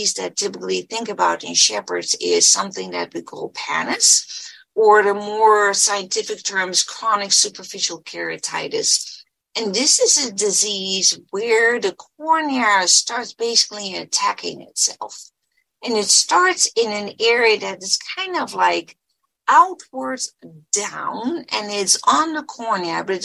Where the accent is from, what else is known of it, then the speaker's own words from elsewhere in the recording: Netherlands; moved away as an adult; now in United States; I was born and raised in the Netherlands, and I did part of my training in the Netherlands